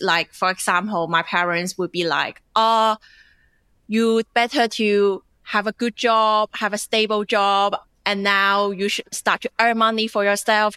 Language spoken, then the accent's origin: English; China; English is a second language; moved away as an adult; now in Australia; I grew up in China